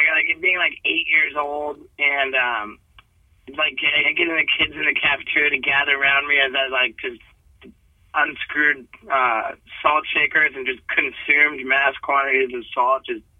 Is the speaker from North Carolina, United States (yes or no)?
no; Connecticut, United States; also born or lived in England / Brazil / Venezuela; I was born in England and, you know, my family moved to Brazil when I was just 6 months old. I spoke my first words in Portuguese. We moved to Venezuela when I was two and I spoke Spanish in nursery school. We moved to Connecticut when I was four